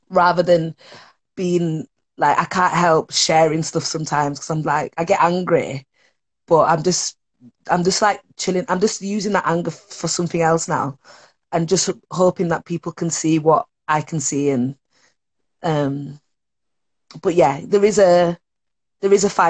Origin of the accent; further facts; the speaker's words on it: Leeds, Yorkshire and the Humber, United Kingdom; Look, I grew up in Leeds You know what I mean?